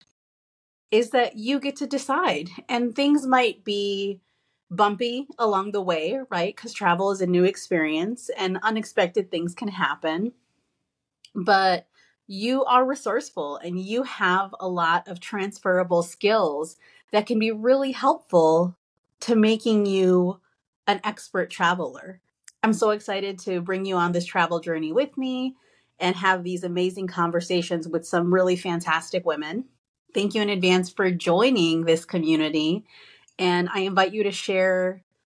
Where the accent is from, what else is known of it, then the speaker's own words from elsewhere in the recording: Chicago, Illinois, United States; I'm from Pilsen on the southwest side of Chicago